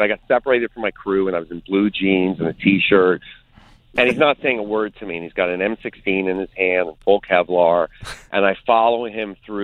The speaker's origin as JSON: {"language": "English", "country": "United States", "said": "as an American"}